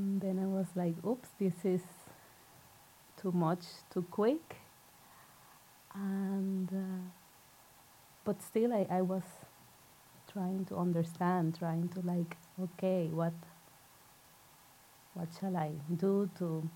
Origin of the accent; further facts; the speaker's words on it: Puerto Rico; now in Norway; I'm originally from Puerto Rico, so yarrow is not a plant that I grew up